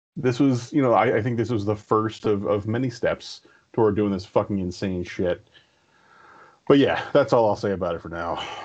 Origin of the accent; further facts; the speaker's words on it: Bladensburg, Maryland, United States; My senior year of high school, um, they were tearing down the school, so they moved everybody from Bladensburg out to this annexed uh, middle school uh, in Bel Air, which is just outside of Bowie